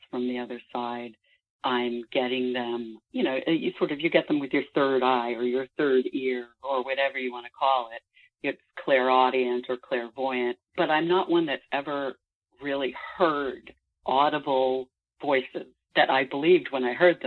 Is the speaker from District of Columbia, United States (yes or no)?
yes; Washington, District of Columbia, United States; I grew up actually in the Washington, D.C. area, suburban Washington, D.C.